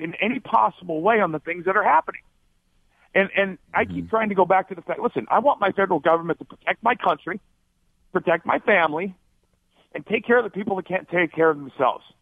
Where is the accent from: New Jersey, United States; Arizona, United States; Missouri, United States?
Arizona, United States; also born or lived in Alaska; I grew up in Arizona, another very uh, uh, conservative state